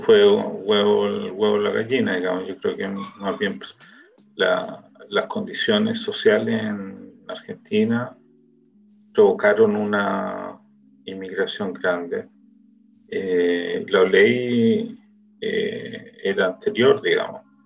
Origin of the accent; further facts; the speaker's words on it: Chile; now in Israel; nosotros como organización de chilenos